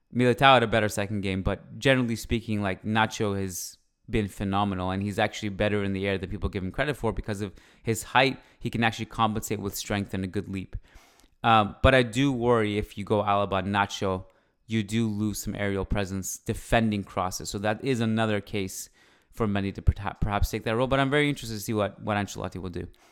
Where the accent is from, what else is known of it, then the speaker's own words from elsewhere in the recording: Canada; I'm Canadian. I uh, was born here and I freaking love it here.